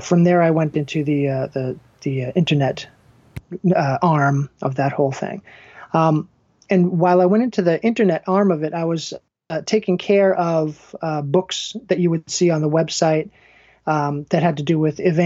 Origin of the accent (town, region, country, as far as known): Danvers, Massachusetts, United States; born or raised there